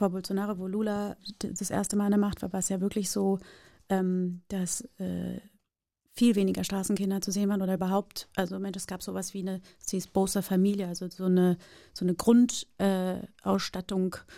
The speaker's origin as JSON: {"language": "German", "country": "Brazil", "lives_now": "Germany", "said": "ja, ich bin {S2} Brasilianerin, ja, ich bin aber auch Deutsche und ich lebe schon so lange in Deutschland"}